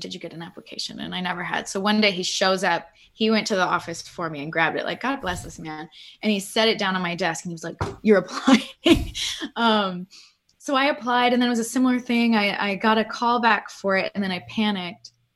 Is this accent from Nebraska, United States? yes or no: no; Pittsburgh, Pennsylvania, United States; I grew up in Pittsburgh